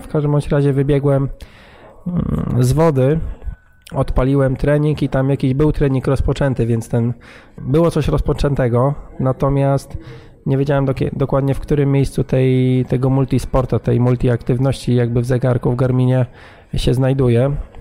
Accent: Gdynia, Pomeranian Voivodeship, Poland; jesteśmy stąd

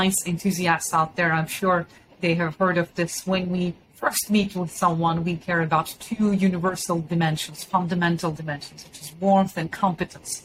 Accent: Istanbul, Turkey; moved away as an adult; now in United States; I'm originally from Istanbul, and I went to an American high school in Istanbul. And then I came to the United States for college.

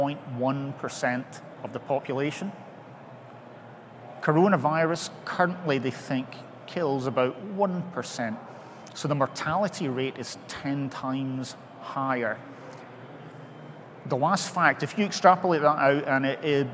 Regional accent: Scotland, United Kingdom; I'm Scottish

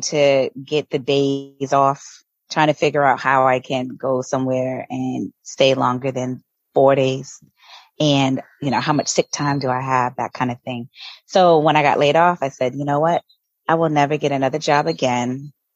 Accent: Boston, Massachusetts, United States; moved away as an adult; also born or lived in Virginia; now in Tulum, Mexico; So I'm originally from Boston, Massachusetts, born and raised

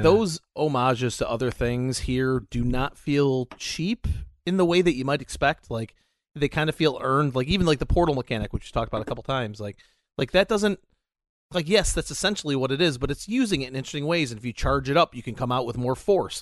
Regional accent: United States; we're both American

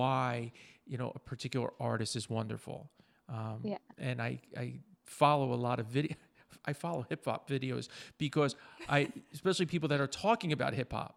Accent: New Jersey, United States; I grew up in the Northeast. I'm a Jersey guy

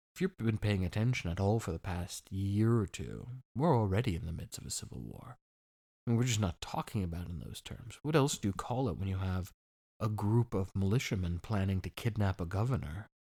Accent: East Coast, United States; now in Orange County, United States; I come from the East Coast

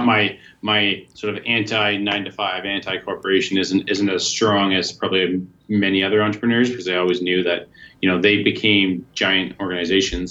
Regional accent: Collingwood, Ontario, Canada; also born or lived in Hamilton, Ontario; I grew up in Collingwood and then went to school at it's McMaster University in Hamilton

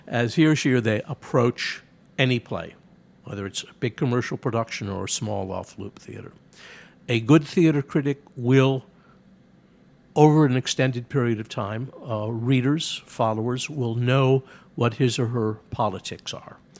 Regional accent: Chicago, Illinois, United States; I grew up in Chicago when it had four major daily papers

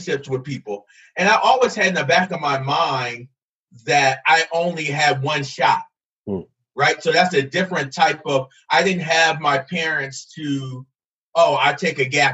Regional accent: Camden, New Jersey, United States; moved away as an adult; also born or lived in Alabama; now in Idaho, United States; I'm originally from Camden, New Jersey. So I'm away from home

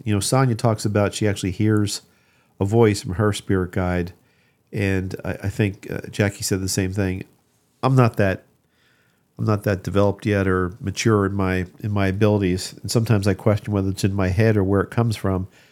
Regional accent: Ocean City, New Jersey, United States; I grew up in Ocean City, New Jersey

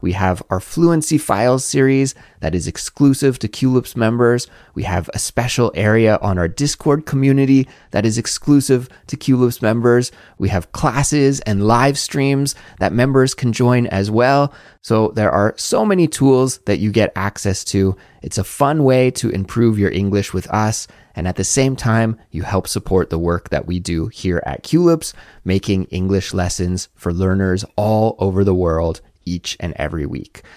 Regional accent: Canada; moved away as an adult; now in South Korea

